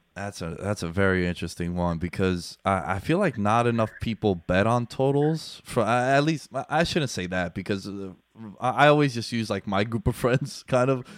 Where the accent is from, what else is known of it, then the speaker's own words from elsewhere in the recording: New York, United States; I'm born and raised in New York